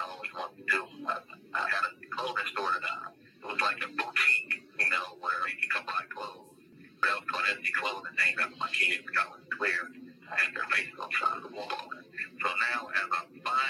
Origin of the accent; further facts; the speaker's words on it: Los Angeles, California, United States; I'm from Los Angeles, California, where weed is legal.